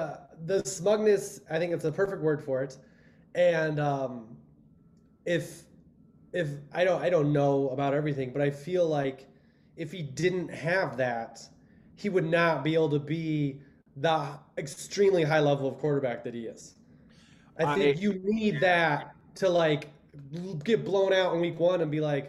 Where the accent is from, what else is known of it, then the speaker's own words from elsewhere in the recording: Cleveland, Ohio, United States; born there; I was born in Cleveland.